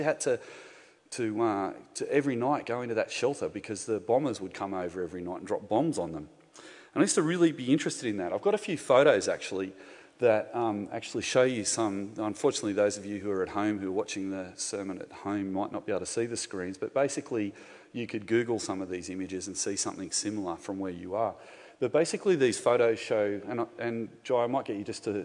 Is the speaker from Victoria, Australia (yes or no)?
no; Gymea Bay, New South Wales, Australia; I grew up in Guymere Bay, which is about a stone's throw away from this place that we're meeting in tonight.